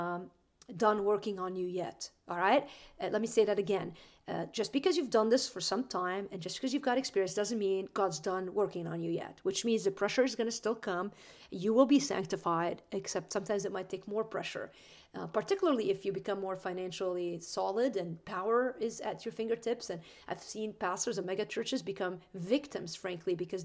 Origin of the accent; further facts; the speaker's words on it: Green Bay, Wisconsin, United States; I'm from Green Bay